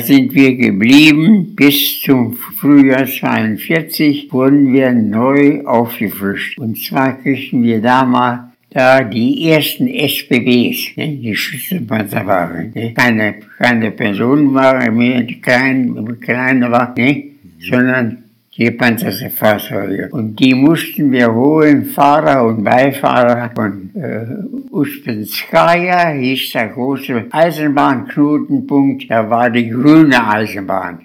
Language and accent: German; Holtensen, Lower Saxony, Germany; also born or lived in Göttingen; Ich bin in Holdensen geboren, bin in Holdensen zur Schule gegangen